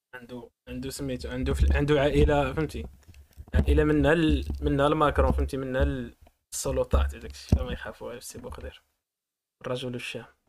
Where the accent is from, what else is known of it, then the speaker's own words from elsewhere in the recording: Morocco; حنا كمغاربه